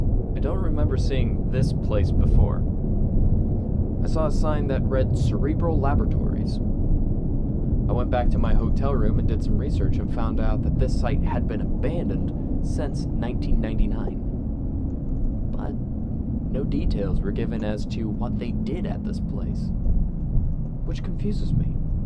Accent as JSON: {"language": "English", "town": "Sioux Falls", "region": "South Dakota", "country": "United States", "tie": "born or raised there", "said": "I have been on a private trip back to my hometown of Sioux Falls, South Dakota."}